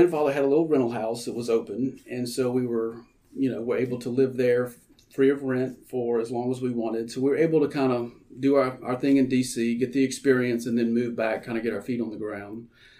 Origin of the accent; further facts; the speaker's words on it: Louisiana, United States; what was going on in my home state